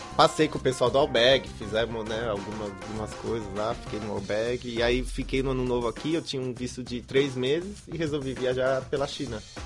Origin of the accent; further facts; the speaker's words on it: Brazil; eu como brasileiro